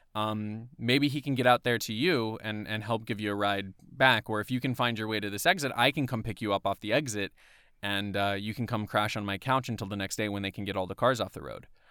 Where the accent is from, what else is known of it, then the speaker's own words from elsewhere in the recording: Atlanta, Georgia, United States; where I'm from is from the Atlanta area.